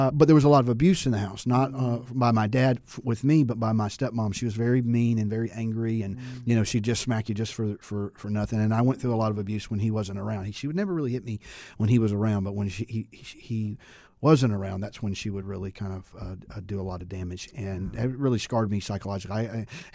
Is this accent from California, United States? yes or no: yes; Santa Maria, California, United States; I was born in Santa Maria, California. My dad was in the Navy